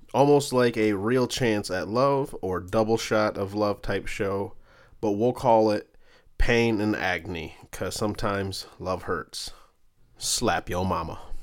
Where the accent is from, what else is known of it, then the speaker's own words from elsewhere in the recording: Michigan, United States; I'm from Michigan